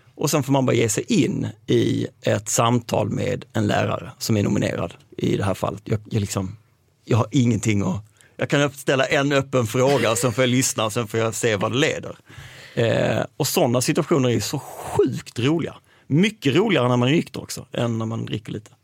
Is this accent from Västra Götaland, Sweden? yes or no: no; Malmö, Skåne, Sweden; jag är uppvuxen i Malmö, utanför Malmö